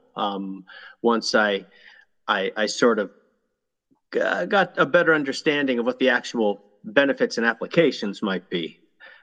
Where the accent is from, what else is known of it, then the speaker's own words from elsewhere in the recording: Morris County, New Jersey, United States; I'm from Morris County, New Jersey, originally, and I think, as is so often the case with students or children who are blind, I was the only blind kid in town and in school